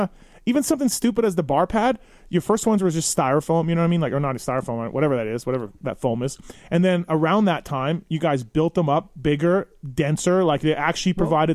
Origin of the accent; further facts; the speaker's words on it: Winnipeg, Manitoba, Canada; I'm from Winnipeg, Canada